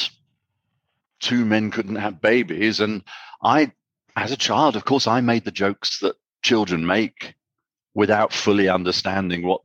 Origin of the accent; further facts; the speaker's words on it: United Kingdom; now in Armenia; I'm from Britain